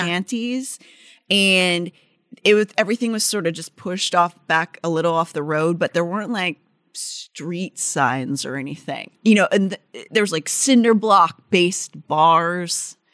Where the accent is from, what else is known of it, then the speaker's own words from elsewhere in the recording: Northern Appalachia, United States; my hometown is sort of the Northern Appalachia